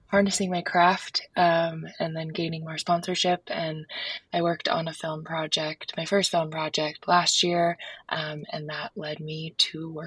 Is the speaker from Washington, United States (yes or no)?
no; Park City, Utah, United States; also born or lived in New Jersey; I was born in New Jersey and learned how to ski when I was two years old. Um, and then my family made our way out to Park City, Utah, and I started competing in moguls there.